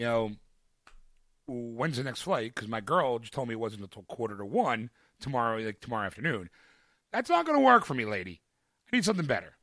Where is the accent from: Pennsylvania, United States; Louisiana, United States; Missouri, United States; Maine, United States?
Pennsylvania, United States; Philadelphia; I'm a Philadelphian in Dallas